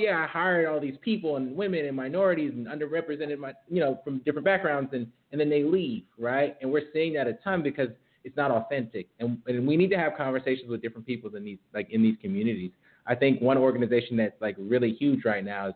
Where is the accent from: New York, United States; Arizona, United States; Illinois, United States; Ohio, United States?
New York, United States; Rochester; I'm actually from Rochester, New York, which is like upstate New York, nothing to do there but like play in the snow